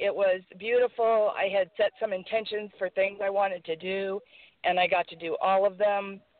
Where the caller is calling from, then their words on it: California, United States; from California.